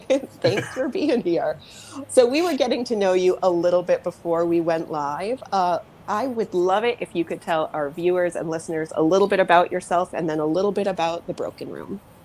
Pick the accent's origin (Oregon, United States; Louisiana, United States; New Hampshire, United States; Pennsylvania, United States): New Hampshire, United States; I grew up in New Hampshire, which is also in New England